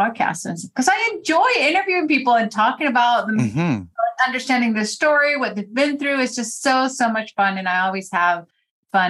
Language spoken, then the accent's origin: English; Venezuela; I'm actually from Venezuela